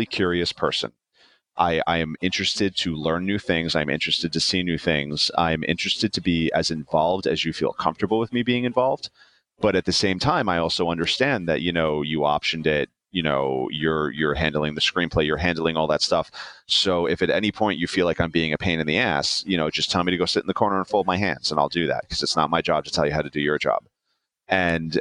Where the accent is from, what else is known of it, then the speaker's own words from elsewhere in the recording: New York City, New York, United States; I'm a New Yorker